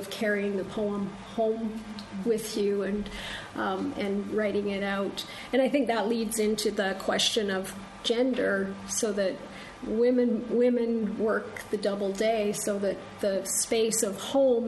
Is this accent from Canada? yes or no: yes; Canada; as a Canadian who works on British poetry